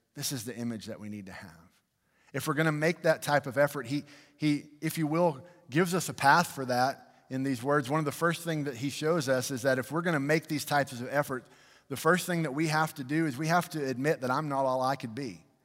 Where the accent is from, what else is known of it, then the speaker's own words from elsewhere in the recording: United States; I love being American.